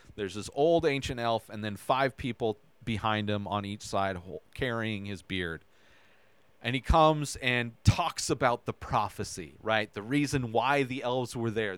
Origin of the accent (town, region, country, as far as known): Southern California, United States; born or raised there; also born or lived in Idaho